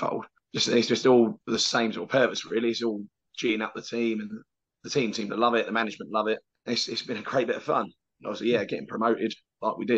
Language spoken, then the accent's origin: English; London, United Kingdom; moved away as an adult; now in Canvey Island, United Kingdom; I grew up in London